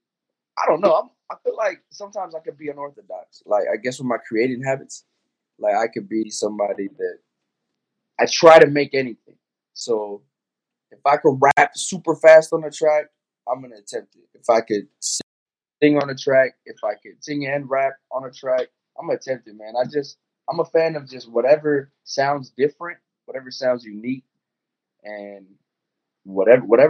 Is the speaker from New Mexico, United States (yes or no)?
yes; Albuquerque, New Mexico, United States; I'm from New Mexico, man. Albuquerque, New Mexico